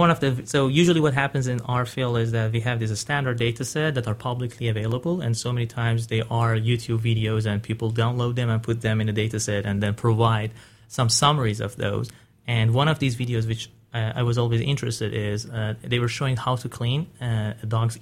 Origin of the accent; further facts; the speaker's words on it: Iran; I'm originally from Iran, and the first time I started working with computers, it was in my third year of high school.